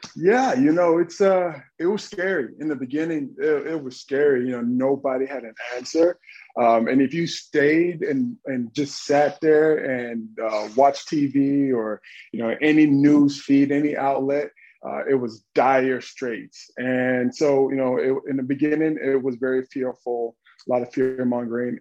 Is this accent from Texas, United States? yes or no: yes; Dallas, Texas, United States; I'm from Dallas, Texas, uh, really urban Texas